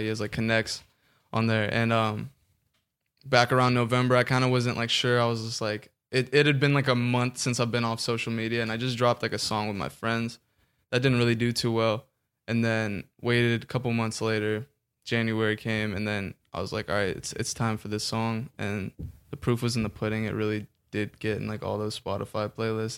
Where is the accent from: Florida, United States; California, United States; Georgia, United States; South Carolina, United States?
California, United States; Orange County; also born or lived in Kansas; I'm from Orange County, born in Kansas.